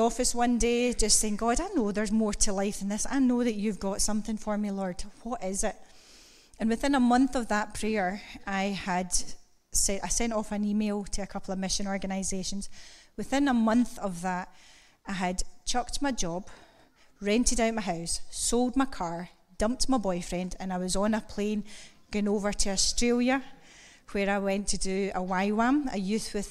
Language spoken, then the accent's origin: English; Kilmacolm, Scotland, United Kingdom; moved away; also born or lived in Greenock; I grew up in Kilmacoom. I'm a farmer's lass.